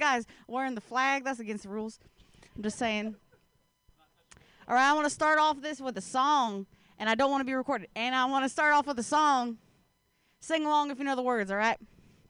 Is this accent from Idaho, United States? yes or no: no; Ohio, United States; Like, I'm an Appalachian American. I'm from the state of Ohio.